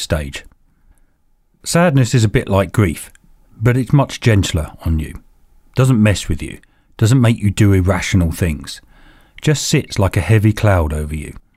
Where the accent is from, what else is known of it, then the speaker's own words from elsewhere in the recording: England, United Kingdom; We are so English